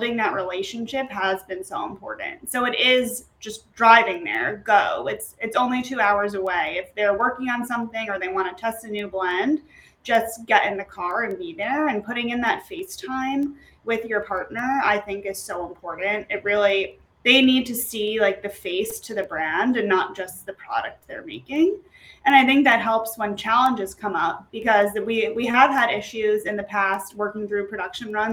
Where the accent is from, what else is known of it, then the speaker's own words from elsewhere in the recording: New York, United States; I'm from New York